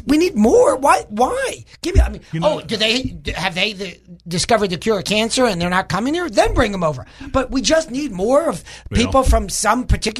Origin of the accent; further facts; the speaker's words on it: suburbs of New York, United States; now in Arkansas, United States; I grew up in New York, out in the suburbs of New York.